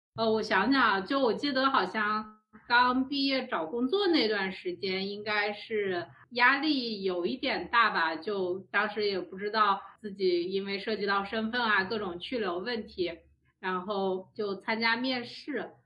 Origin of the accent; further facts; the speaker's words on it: China; 我们中国人